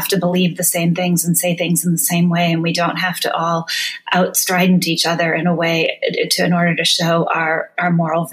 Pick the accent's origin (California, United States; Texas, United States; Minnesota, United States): Minnesota, United States; northern; now in Chicago, United States; I grew up in a mining town in northern Minnesota